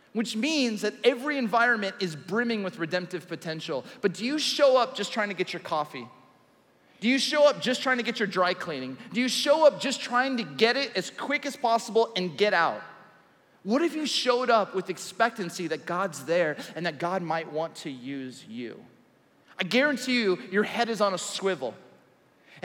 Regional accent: Southern California, United States; I grew up in Southern California.

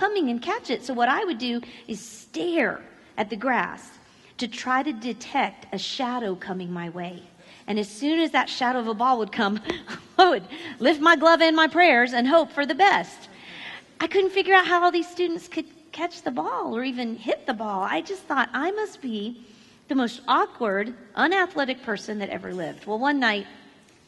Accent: Florida, United States; moved away as an adult; now in Missouri, United States; I grew up in Florida, and we have lived in Missouri for the last 15 years

